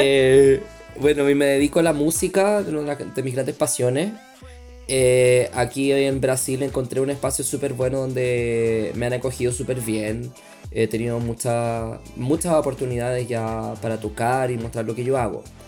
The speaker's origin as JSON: {"language": "Spanish", "country": "Chile", "also_born_or_lived": "Brazil", "accent": "Chilean", "moved": "as an adult", "lives_now": "Sao Paulo, Brazil", "said": "yo soy, soy de Chile también, como, como bien pueden notar en mi acento"}